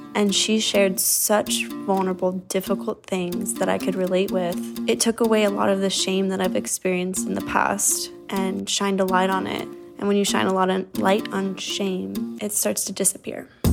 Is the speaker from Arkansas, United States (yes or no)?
no; Orlando, Florida, United States; I'm from Orlando, Florida.